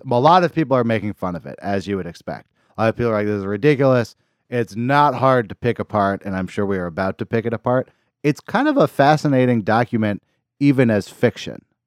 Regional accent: Berkeley, California, United States; I grew up in Berkeley, California

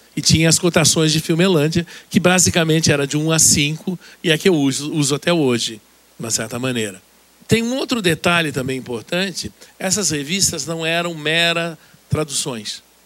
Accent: Santos, São Paulo, Brazil; Eu nasci em Santos, o que é um dado muito importante, na verdade, para mim nascer numa cidade pequena

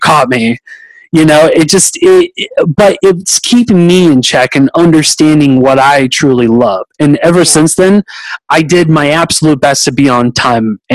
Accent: Pleasanton, California, United States; moved away as an adult; now in Austin, United States; I was originally born in a little town called Pleasanton, California, and which is like about 20 minutes east from Castro Valley, and lived there for a whole bunch of years

